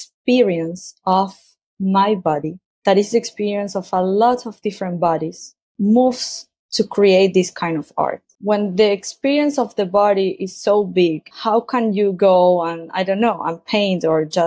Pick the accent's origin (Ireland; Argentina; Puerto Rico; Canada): Argentina; moved away as an adult; I was born in Argentina and I grew up there